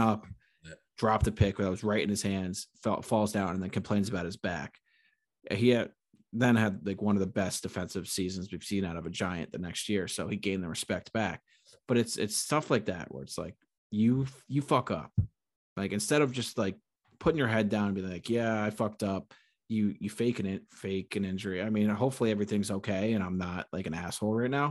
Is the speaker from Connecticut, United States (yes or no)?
yes; Connecticut, United States; moved away as an adult; now in New York City, United States; I was a Connecticut, I was a Connecticut guy